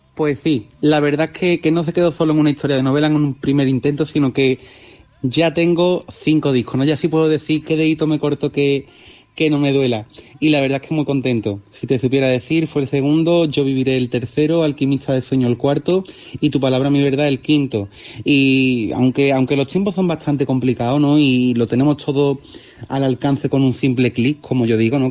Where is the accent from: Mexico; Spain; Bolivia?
Spain; Olivares, Seville, Andalusia; Yo soy de Olivar, un pueblo de, Sevilla